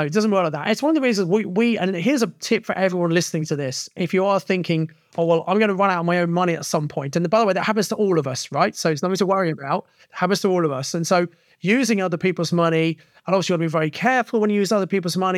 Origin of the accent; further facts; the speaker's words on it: Kent, South East England, United Kingdom; now in Birmingham, United Kingdom; I come from Kent originally, but I'd settled in Birmingham in nineteen ninety